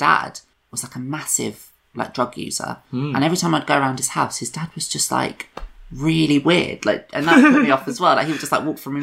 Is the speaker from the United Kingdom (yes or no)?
yes; London, United Kingdom; moved away as an adult; also born or lived in Brighton; I grew up in London. That's where I'm from.